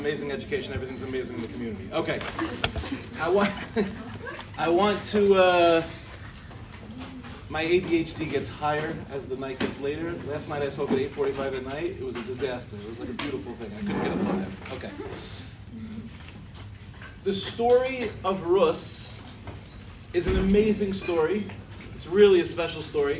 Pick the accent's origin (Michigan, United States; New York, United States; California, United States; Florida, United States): New York, United States; Lawrence; also born or lived in Far Rockaway, New York; I grew up in Lawrence